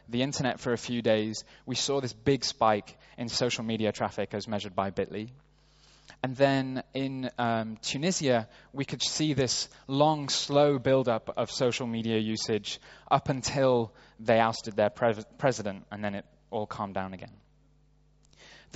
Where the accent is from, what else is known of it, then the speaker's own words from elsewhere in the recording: Sheffield, Yorkshire and the Humber, United Kingdom; moved away as an adult; now in New York, United States; my hometown of Sheffield in the UK